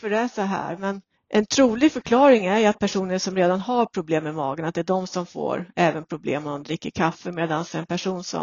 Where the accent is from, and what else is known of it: Sweden